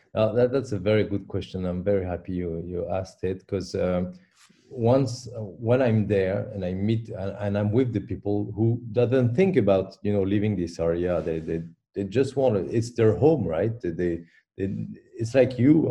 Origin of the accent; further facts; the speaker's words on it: Paris, Île-de-France, France; English is a second language; now in Brussels, Belgium; I was born in Paris